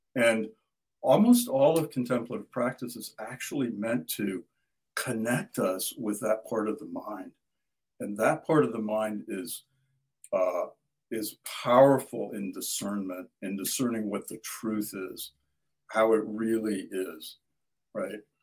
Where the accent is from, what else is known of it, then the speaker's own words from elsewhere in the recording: Midwest, United States; I grew up in the Midwest and farm country